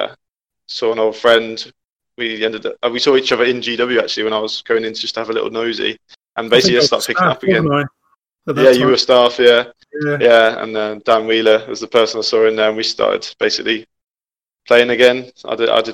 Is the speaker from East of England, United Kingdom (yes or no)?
yes; Peterborough, East of England, United Kingdom; also born or lived in London; when I moved up to Peterborough from London, some of my friends at school did 40K